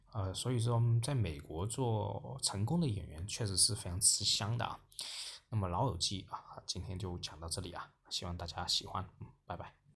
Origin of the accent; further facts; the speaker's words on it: China; 我们整个中国大陆